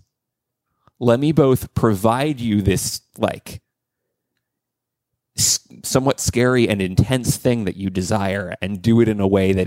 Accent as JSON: {"language": "English", "region": "DC suburbs in Virginia", "country": "United States", "tie": "born or raised there", "said": "I grew up in the DC suburbs in Virginia"}